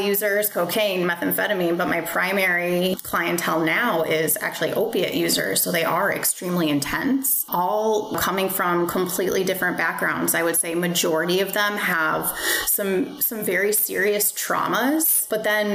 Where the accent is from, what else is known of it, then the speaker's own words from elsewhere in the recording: Chicago suburbs, Illinois, United States; moved away as an adult; now in Florida, United States; I'm from Chicago suburbs, little town called Grace Lake. I moved to Florida